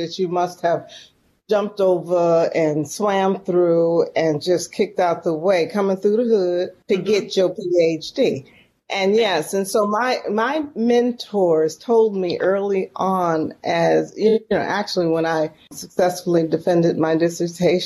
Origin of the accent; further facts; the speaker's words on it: San Francisco, California, United States; moved away as an adult; now in Mississippi, United States; I'm from San Francisco, born and raised in San Francisco, California